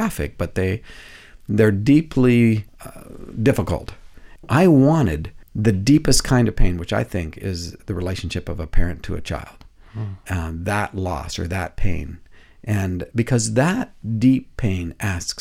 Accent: Canada; now in United States; I'm a Canadian living in the U.S.

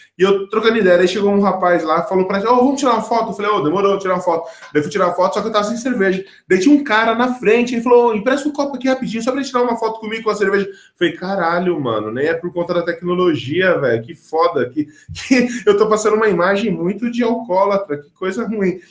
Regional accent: São Paulo, Brazil; Fui crescido, eu cresci em periferia aqui em São Paulo

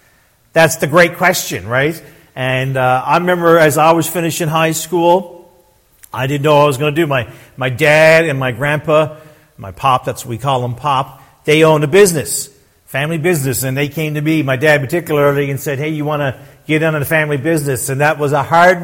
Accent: Newfoundland and Labrador, Canada; I was born and raised in Newfoundland

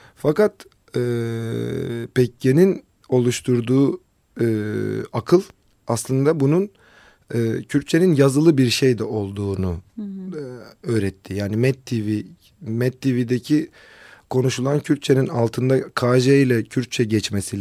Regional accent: Kızıltepe, Mardin, Turkey; moved away as an adult; also born or lived in Istanbul / Ankara; on dokuz sene Kızıltepe'de yaşadım memleketimde.

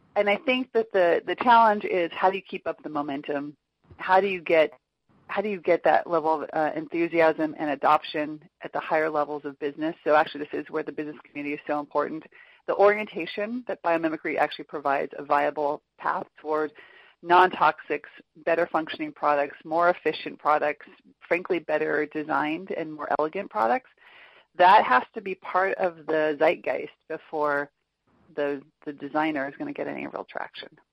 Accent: Orange County, Southern California, United States; I grew up in Orange County, which is Southern California near Los Angeles

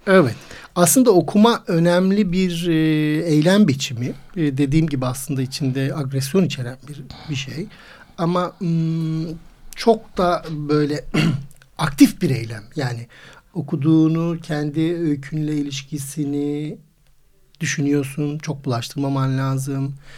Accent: Istanbul, Turkey; İstanbul doğumluyum

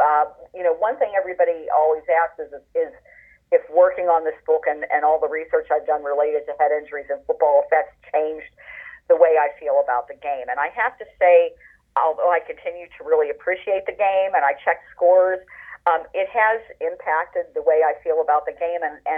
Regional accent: Pittsburgh, Pennsylvania, United States; I grew up in Pittsburgh

